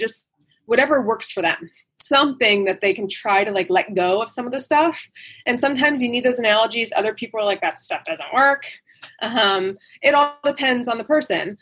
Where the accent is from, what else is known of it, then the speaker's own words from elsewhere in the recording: New Jersey, United States; moved away; I'm from the East Coast and I'm from New Jersey